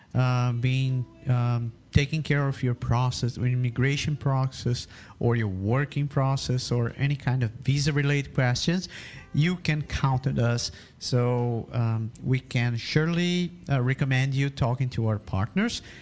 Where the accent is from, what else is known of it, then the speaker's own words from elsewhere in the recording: Brazil; moved away as an adult; now in Canada; I was born in Brazil. I'm a half Japanese guy, and I've been living here in Canada for the last